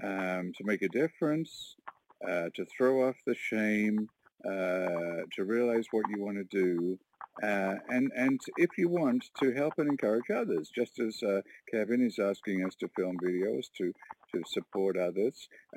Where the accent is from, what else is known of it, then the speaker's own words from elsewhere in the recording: Warkworth, Ontario, Canada; I'm from Warkworth, Ontario, little rural community of 700 people